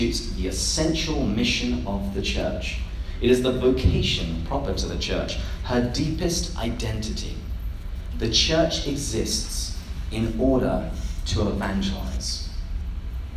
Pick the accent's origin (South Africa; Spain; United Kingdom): United Kingdom; England; moved away as an adult; now in United States; I moved to the United States about 10 years ago now, but I grew up in England, which is why I have this delightful accent